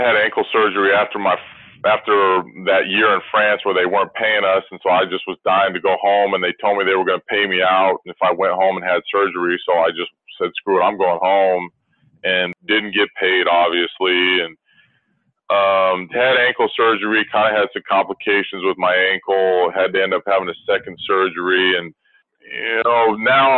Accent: United States; as an American

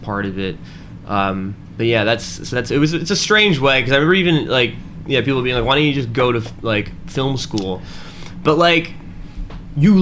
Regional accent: Albany, New York, United States; also born or lived in New Jersey; I was born in Jersey, but I grew up in Albany, New York

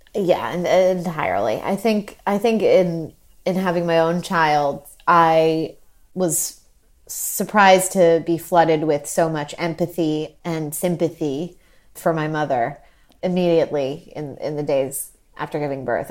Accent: New York, United States; I grew up in New York

